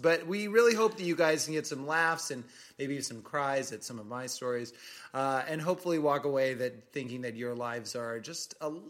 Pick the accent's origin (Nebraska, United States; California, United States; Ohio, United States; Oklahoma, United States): Nebraska, United States; now in Los Angeles, United States; we were born in Nebraska. We both moved out